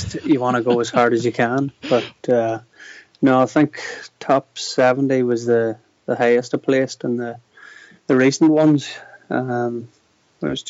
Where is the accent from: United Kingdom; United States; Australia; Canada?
United Kingdom; Draperstown, Northern Ireland; I'm originally from Draperstown, so Dava would have been my local trail.